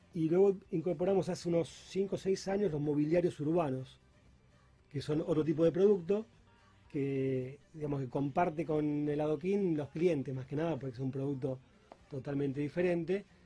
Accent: Rosario, Santa Fe, Argentina; moved away as an adult; also born or lived in Peru / Chile; he estado viviendo mucho tiempo fuera de Rosario, incluso fuera del país

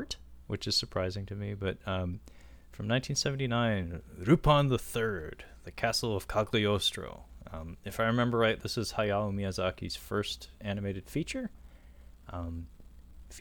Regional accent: Pacific Northwest, United States; I grew up in the Pacific Northwest.

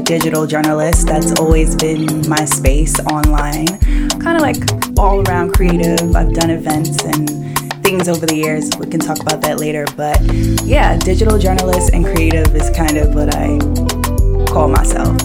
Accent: New York City, New York, United States; also born or lived in Washington, District of Columbia, United States; I'm born and raised in Brooklyn. I grew up in Bed-Stuy

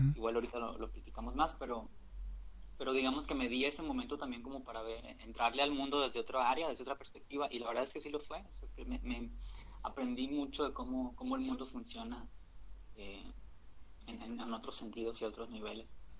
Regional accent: Hermosillo, Sonora, Mexico; yo soy de Hermosillo, Sonora

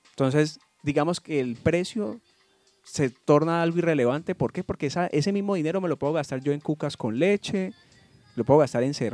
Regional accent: Cali, Valle del Cauca, Colombia; Y te lo digo como caleño.

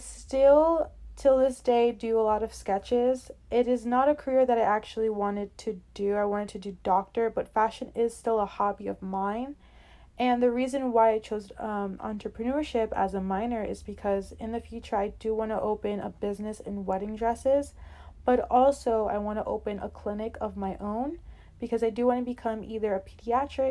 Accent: New York City, New York, United States; also born or lived in Brooklyn; I was born in Brooklyn, then moved to Queens for most of my childhood, 11 to 12 years, and have been living here in New York since then

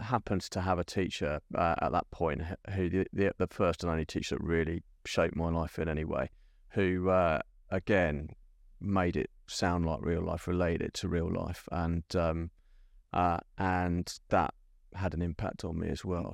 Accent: London, United Kingdom; growing up in South London

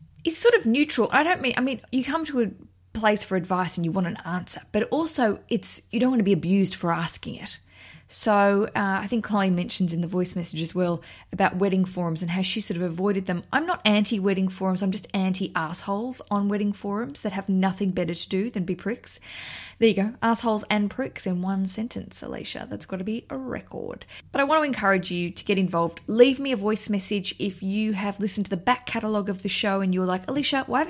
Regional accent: Australia; now in London, United Kingdom; I'm an Australian

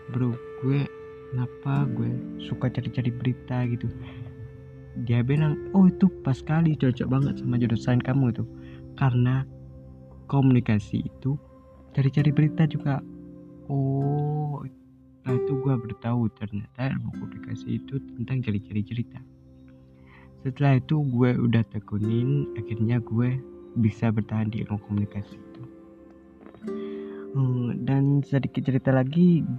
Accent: Lhokseumawe, Aceh, Indonesia; born there; Gue lahir di Lusmawe.

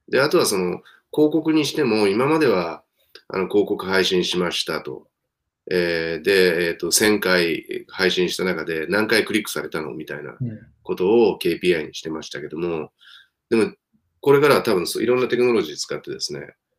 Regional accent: Japan; ピュアな日本人は私含めて3人しかいなくて

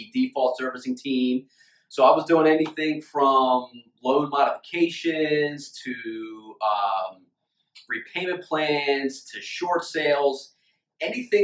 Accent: Wilmington, Delaware, United States; I'm born and raised in Wilmington, Delaware

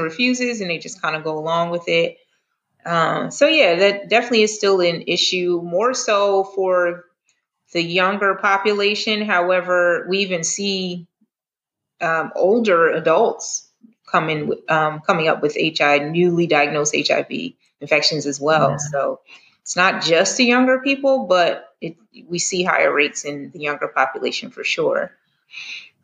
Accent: the North, United States; now in the South, United States; I'm originally from the North

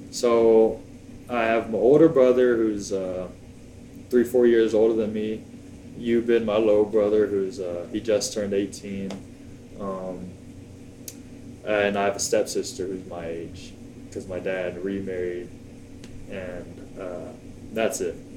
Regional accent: Plano, Texas, United States; also born or lived in Virginia / Tyler, Texas / Brownfield, Texas; grew up in the DFW area, Plano, Texas, 972 area code. Then we ended up moving to Brownfield uh, roughly 10 years ago. Finished high school there

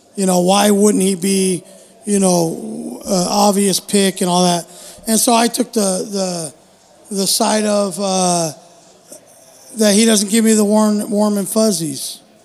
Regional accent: United States; I'm just an American

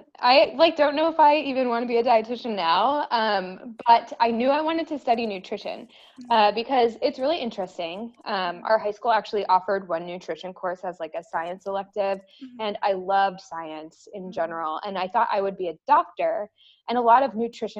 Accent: New England, United States; now in Texas, United States; I mean, growing up in New England, everybody in Texas, which is where I live now, is always like, oh my gosh, the winter must be terrible.

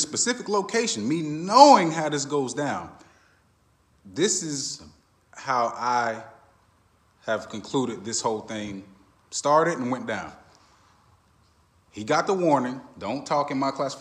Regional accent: Orlando, Florida, United States; my hometown

